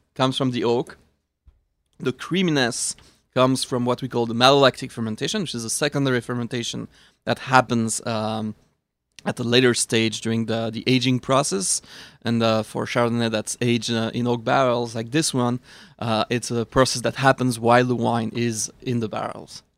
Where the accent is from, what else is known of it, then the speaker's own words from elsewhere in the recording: Switzerland; moved away; I am from Switzerland. And I grew up eating kosher Gruyere from Switzerland